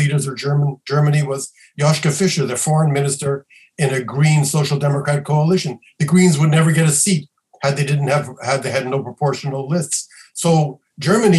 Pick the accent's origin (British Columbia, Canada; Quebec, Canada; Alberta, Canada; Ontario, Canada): Quebec, Canada; I come from Quebec